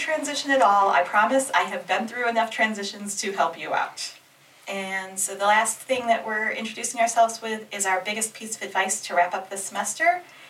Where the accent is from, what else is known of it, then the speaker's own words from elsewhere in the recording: Michigan, United States; I am originally from Michigan. But as we get into the fun facts about me, I have lived in 7 states